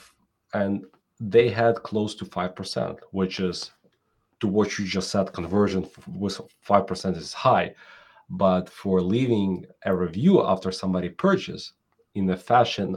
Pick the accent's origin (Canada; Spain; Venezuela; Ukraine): Ukraine; now in New York City, United States; I'm originally from Ukraine